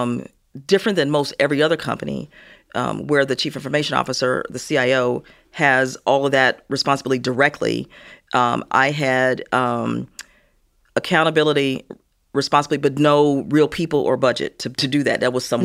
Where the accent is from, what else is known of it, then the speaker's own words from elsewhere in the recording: Gary, Indiana, United States; also born or lived in Chicago; So I was born in Chicago, mm-hmm. Was raised in Gary, Indiana, the land of ….